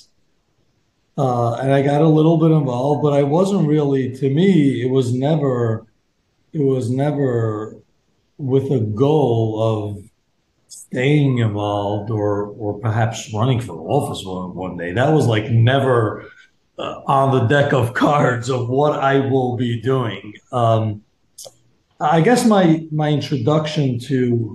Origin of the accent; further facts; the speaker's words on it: New York City, New York, United States; I was born and raised here in Borough Park, went to Hasidic Yeshiva, just like everyone else